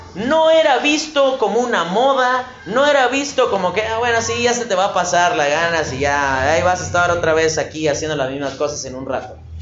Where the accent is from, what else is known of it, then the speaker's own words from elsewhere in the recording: Mexico City, Mexico; como buen chilango